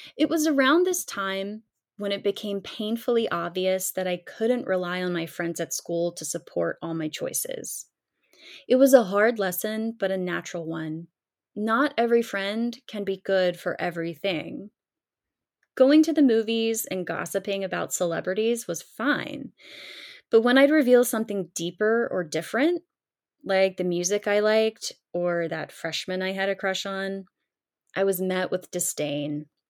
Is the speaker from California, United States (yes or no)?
no; Columbia, South Carolina, United States; originating right from my hometown